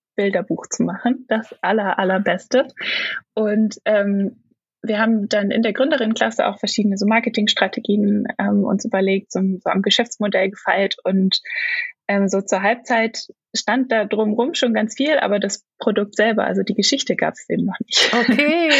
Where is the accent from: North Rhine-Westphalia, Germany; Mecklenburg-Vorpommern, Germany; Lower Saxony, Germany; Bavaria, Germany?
Lower Saxony, Germany; Braunschweig; also born or lived in Stuttgart; now in Leipzig, Germany; aufgewachsen bin ich in Braunschweig